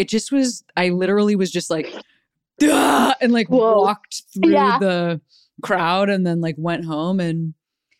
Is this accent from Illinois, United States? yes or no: yes; Chicago, Illinois, United States; moved away as an adult; also born or lived in Boston; I'm from Chicago, but I was living in Boston